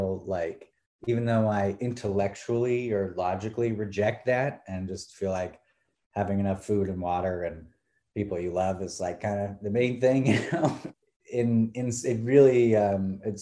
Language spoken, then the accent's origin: English; San Francisco, California, United States; moved away as an adult; also born or lived in Bloomington, Indiana; now in Los Angeles, United States; I grew up in San Francisco, California